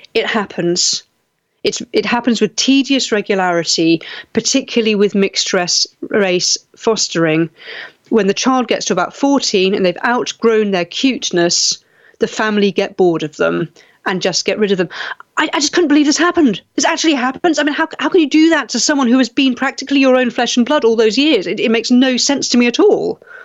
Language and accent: English; United Kingdom; I was, you know, a generation growing up in Britain, I moved away